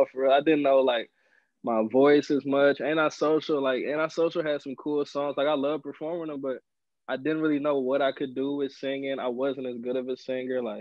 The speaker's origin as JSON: {"language": "English", "town": "Milwaukee", "region": "Wisconsin", "country": "United States", "tie": "born or raised there", "also_born_or_lived": "Rockford, Illinois"}